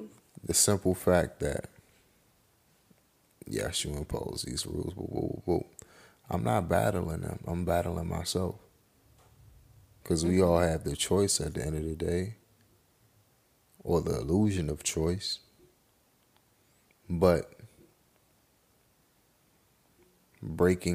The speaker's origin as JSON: {"language": "English", "country": "United States", "said": "even though I'm black, I'm still an American"}